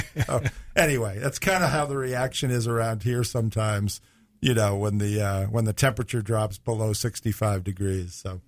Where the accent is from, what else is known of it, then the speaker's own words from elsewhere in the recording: Northeast, United States; moved away; I grew up in the Northeast.